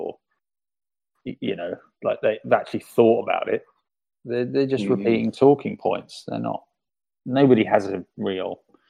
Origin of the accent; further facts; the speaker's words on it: England, United Kingdom; now in Spain; because I'm English